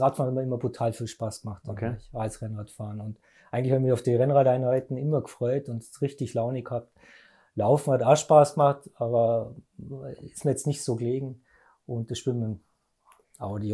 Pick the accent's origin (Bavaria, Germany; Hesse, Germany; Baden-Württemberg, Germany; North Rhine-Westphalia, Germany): Bavaria, Germany; Ingolstadt; bin aus Ingolstadt, gebürtiger Ingolstädter